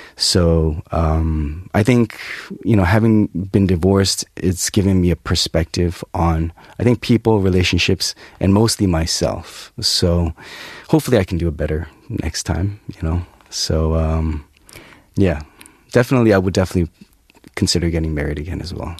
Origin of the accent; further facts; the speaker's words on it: Toronto, Ontario, Canada; moved away as an adult; now in South Korea; I was born and raised in Toronto